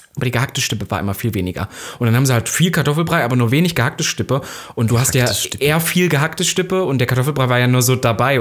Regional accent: Saxony-Anhalt, Germany; da, wo ich herkomme, vor allem Sachsen-Anhalt

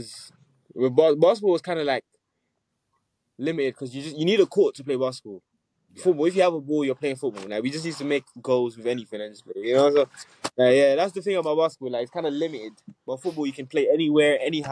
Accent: Nigeria; also born or lived in United States; I was born in Nigeria, so I grew up there for a bit, and then I moved to America, then I moved back to Nigeria, then I moved here

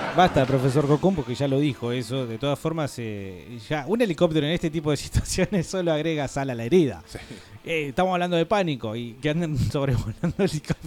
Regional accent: Argentina; somos Argentina

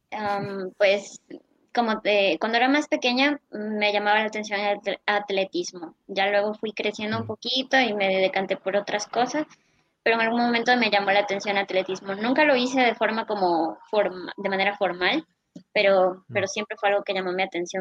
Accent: Loja, Ecuador; also born or lived in Espíndola; Yo ya nací aquí en Loja, pero mi familia, pues mis abuelitos, mis papás, son de Espíndola.

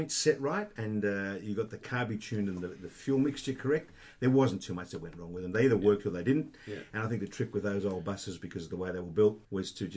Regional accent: Sydney, New South Wales, Australia; I was born a Westie, right? Western suburbs of Sydney. When I say Westie, I was born in and around the Canary Banks area in a place called Belfield

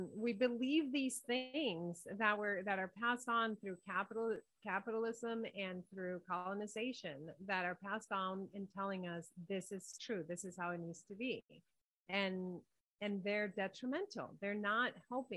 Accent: Dominican Republic; I'm from Quisqueya, which is known as the Dominican Republic.

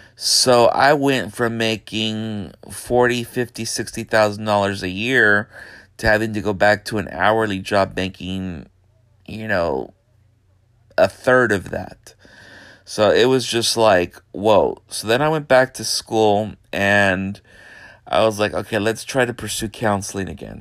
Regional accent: Brownsville, Texas, United States; also born or lived in Houston, Texas / San Antonio, Texas / Austin, Texas; I grew up in Brownsville, Texas, most of my life

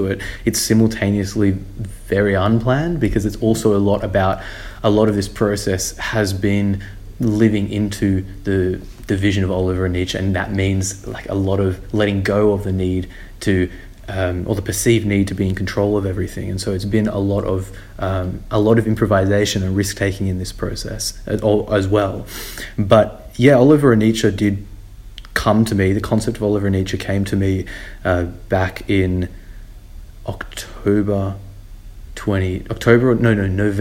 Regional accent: Sydney, New South Wales, Australia; I'm from Sydney, Australia

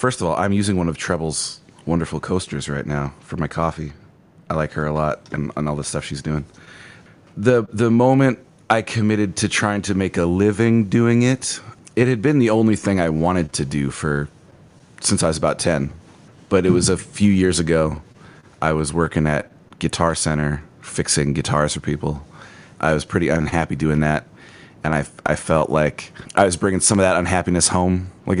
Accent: Wisconsin, United States; also born or lived in Owensboro, Kentucky / Indiana / Colorado / Wyoming; I was born in Owensboro, Kentucky, and we moved around a lot. We went from Owensboro to Indiana, to Colorado, to Wyoming, to Ohio, and then Wisconsin.

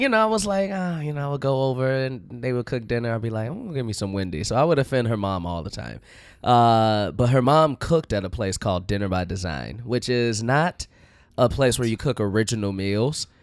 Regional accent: Chicago, Illinois, United States; Uh, Chicago.

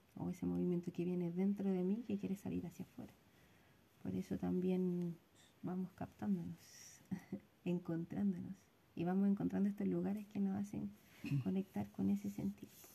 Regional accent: Santiago, Santiago Metropolitan Region, Chile; si bien tenemos raíces sureñas, pero nos criamos en Santiago

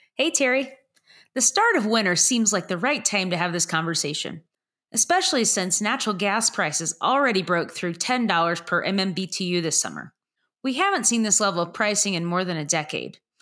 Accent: DFW Metroplex, Texas, United States; my hometown co op from where I grew up

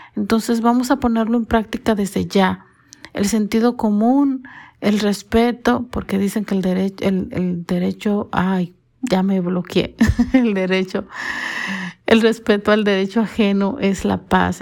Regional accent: Dominican Republic; soy dominicana

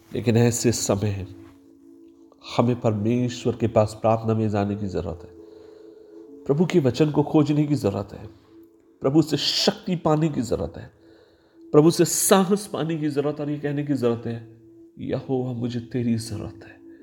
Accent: Maharashtra, India; मैं महाराष्ट्र से आता हूँ

